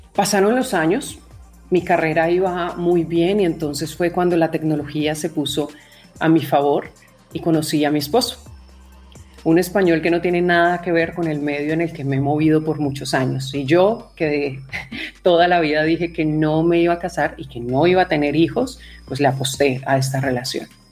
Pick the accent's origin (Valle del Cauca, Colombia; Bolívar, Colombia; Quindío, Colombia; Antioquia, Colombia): Valle del Cauca, Colombia; Cali; moved away as an adult; also born or lived in Bogotá; Salí de Cali, mi ciudad, en Colombia, me fui a la capital.